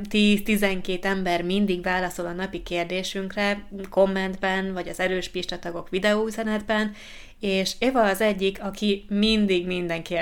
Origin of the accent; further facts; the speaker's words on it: Southwest Slovakia, Slovakia; Hungarian is a second language; Egy délnyugat-szlovákiai kisfaluból származom, ahol sok magyar anyanyelvű ember él.